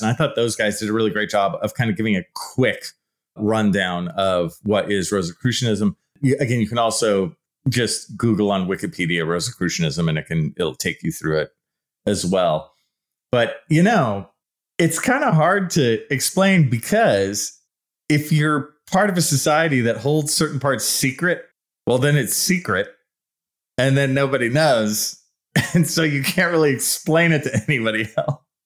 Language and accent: English; San Leandro, California, United States; I grew up in the East Bay in a town called San Leandro. It's right below Oakland